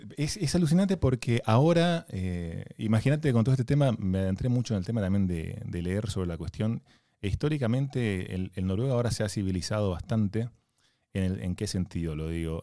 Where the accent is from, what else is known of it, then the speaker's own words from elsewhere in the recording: Argentina; moved away as an adult; now in Norway; Como buen argentino que se precie